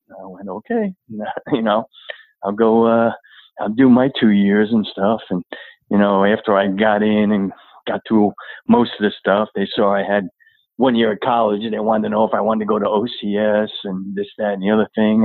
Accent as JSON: {"language": "English", "area": "Long Island", "region": "New York", "country": "United States", "tie": "born or raised there", "also_born_or_lived": "Flushing, New York", "said": "grew up on uh, Long Island"}